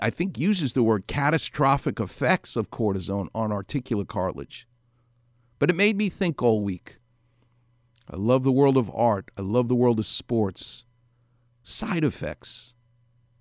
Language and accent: English; New York City, New York, United States; I'm from Far Rockaway